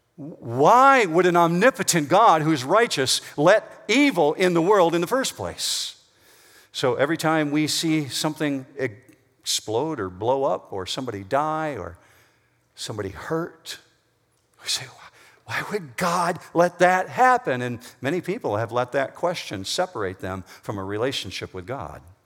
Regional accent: Whitehall, Michigan, United States; As a teenager, I grew up in Whitehall, Michigan, which is over on the west side of Michigan

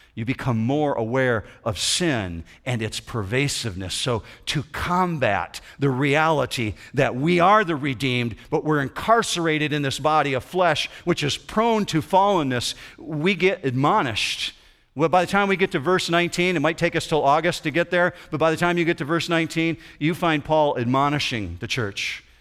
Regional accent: Lake Michigan shore, west side of Michigan, United States; When I grew up in the, the west side of Michigan, I grew up on the Lake Shore of Lake Michigan

